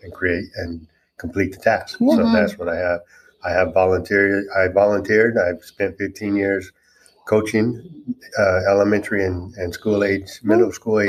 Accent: California, United States; moved away as an adult; now in Ozark, United States; I am originally from California. And we moved out here in Ozark in 2018

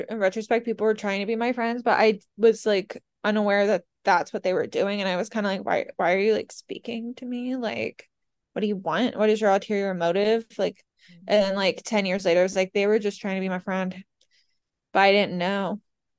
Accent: Pennsylvania, United States; I'm from Central Pennsylvania. How'd you know?

